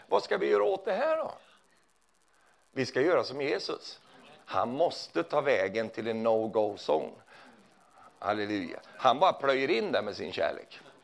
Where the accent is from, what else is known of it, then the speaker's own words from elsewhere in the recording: Sweden; jag är ju från Sverige